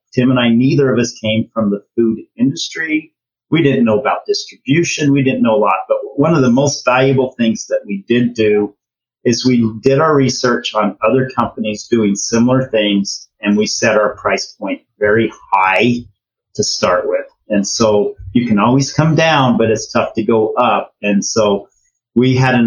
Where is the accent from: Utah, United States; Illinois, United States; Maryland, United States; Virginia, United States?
Utah, United States; Ogden; We're both from Ogden, Utah.